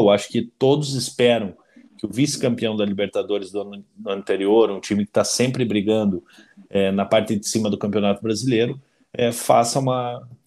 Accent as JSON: {"language": "Portuguese", "region": "Paraná", "country": "Brazil", "said": "nós, como paranaenses, é, é, aqui da, da, da, aldeia, né?"}